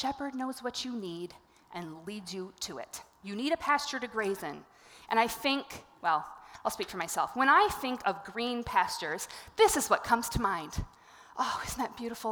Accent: Bloomington, Minnesota, United States; I am a suburban girl. I grew up in Bloomington

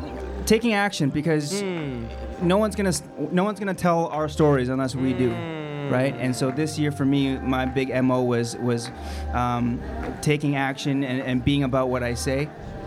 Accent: Vancouver, British Columbia, Canada; I represent Vancouver, British Columbia

